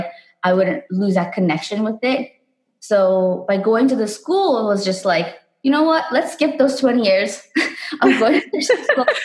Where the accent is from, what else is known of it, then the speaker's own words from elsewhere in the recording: South Africa; I grew up in South Africa